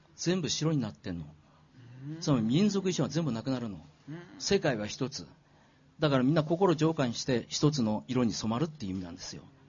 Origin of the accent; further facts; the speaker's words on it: Miyagi, Japan; 宮城で生まれて